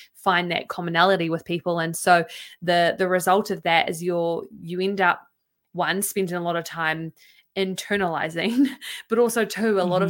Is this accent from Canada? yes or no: no; New Zealand; my circles that I've had growing up in New Zealand